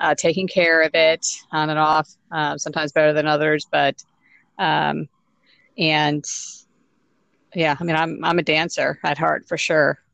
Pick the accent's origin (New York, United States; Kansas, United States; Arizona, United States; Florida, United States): New York, United States; moved away as an adult; now in Louisville, United States; I was born and raised in New York, and but I moved to Louisville. It'll be 10 years ago